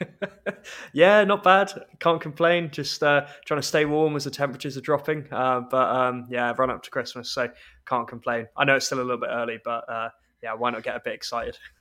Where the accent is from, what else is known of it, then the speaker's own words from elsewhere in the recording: London, United Kingdom; accent: English; moved away as an adult; now in Scotland, United Kingdom; I went to school in London